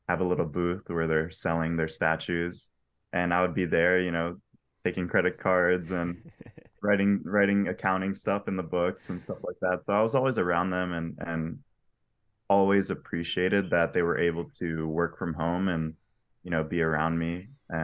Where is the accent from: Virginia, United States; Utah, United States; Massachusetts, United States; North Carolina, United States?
North Carolina, United States; Asheville; also born or lived in South Florida; I was born in South Florida, lived there through elementary school, moved to North Carolina, and was there from elementary school through high school. Loved Asheville, North Carolina.